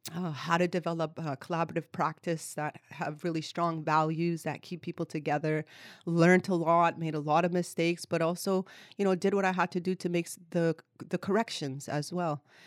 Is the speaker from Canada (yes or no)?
yes; Kahnawake, Quebec, Canada; moved away as an adult; also born or lived in Vancouver, British Columbia; now in Victoria, Canada; I am Ganyatgahaga from Ganawaga, which is located in the province of Quebec, about twenty minutes outside of Montreal, where I was born and raised. Grew up on reserve with my family, my community, my culture.